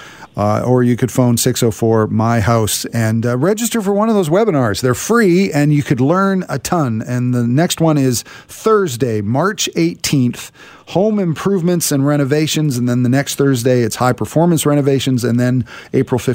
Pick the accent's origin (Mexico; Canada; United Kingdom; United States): Canada; Richmond, British Columbia; I grew up in Richmond, and I thought I knew every road in Richmond